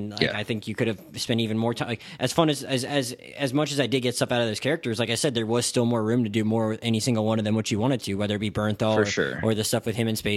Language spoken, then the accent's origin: English; the South, United States; I don't have a Southern accent myself, but I'm from the South